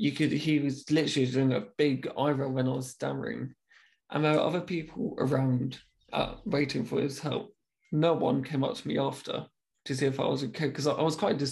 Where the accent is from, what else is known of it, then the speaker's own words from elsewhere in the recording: United Kingdom; being very British, I was like, I'm so, so sorry.